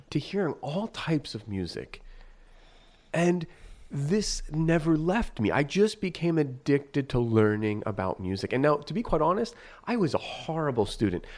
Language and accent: English; northeastern Pennsylvania, United States; also born or lived in New York; we moved, and so I, I essentially grew up in northeastern Pennsylvania in a New York house